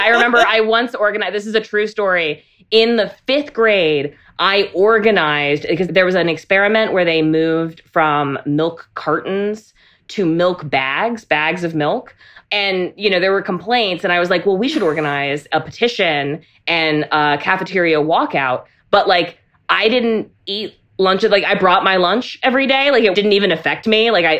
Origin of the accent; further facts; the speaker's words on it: North Carolina, United States; also born or lived in Germany; I was raised on military bases. I grew up in Germany and North Carolina, fully immersed in abstinence-only education.